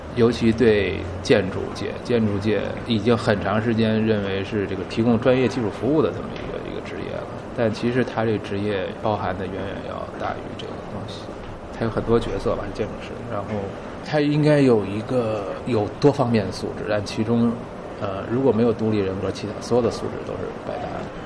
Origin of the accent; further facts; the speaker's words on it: Beijing, China; 我小时候在北京长大，四合院儿